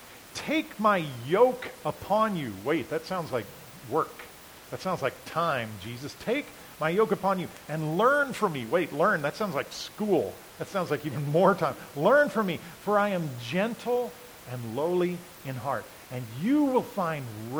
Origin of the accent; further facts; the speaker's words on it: United States; we as American people